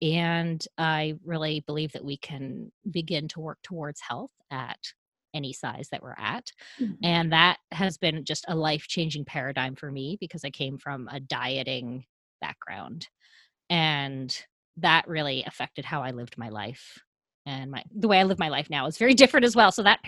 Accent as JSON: {"language": "English", "country": "Canada", "lives_now": "Los Angeles, United States", "said": "I don't think I sound as Canadian as I once did. So I'm one of those people that just absorbs all the accents around me."}